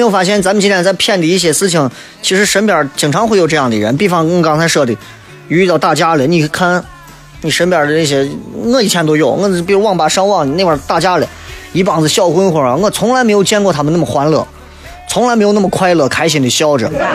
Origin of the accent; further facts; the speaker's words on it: China; 作为一个中国人，啊，我们生活在这样一个几千年历史的一个国度里面